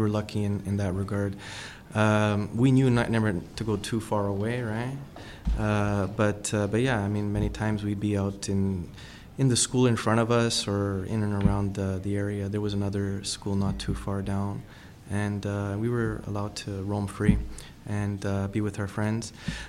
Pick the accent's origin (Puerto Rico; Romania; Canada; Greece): Canada; Ontario; I love the fact that I was born in Canada. I think Canada is an amazing country.